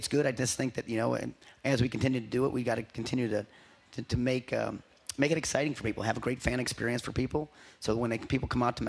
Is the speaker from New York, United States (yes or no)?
yes; Buffalo, New York, United States; moved away as an adult; also born or lived in Edinboro, Pennsylvania / Columbus, Ohio; now in Norman, United States; I'm originally from New York. I'm outside of Buffalo.